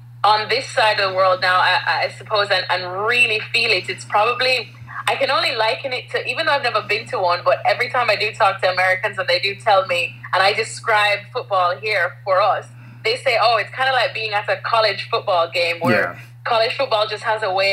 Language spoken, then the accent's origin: English; Jamaica; moved away as an adult; also born or lived in United States; now in England, United Kingdom; growing up in Jamaica